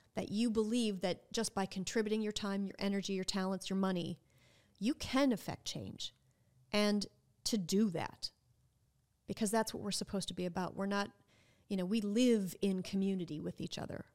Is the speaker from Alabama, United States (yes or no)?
no; Minnesota, United States; moved away as an adult; now in New Orleans, United States; I am from Minnesota, and growing up, our public school education, educational system was quite good